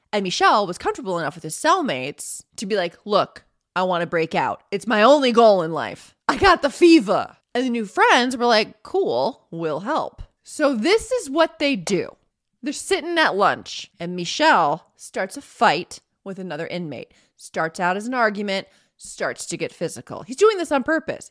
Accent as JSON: {"language": "English", "country": "United States", "said": "I'm an American"}